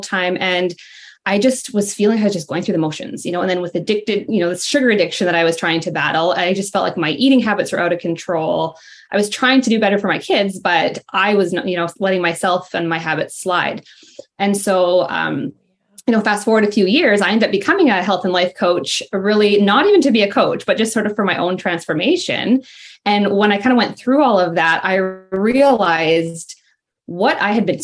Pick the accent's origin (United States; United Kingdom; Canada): Canada; Ontario; I'm from Ontario, Canada